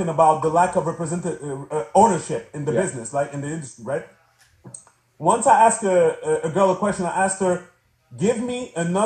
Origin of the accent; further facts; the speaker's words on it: Canada; also born or lived in Montreal; I'm from Canada, right? So, you know, I'm in Montreal